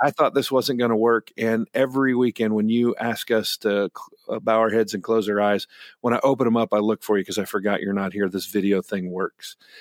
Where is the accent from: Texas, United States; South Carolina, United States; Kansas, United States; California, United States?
Kansas, United States; Great Bend; I grew up in Great Bend, Kansas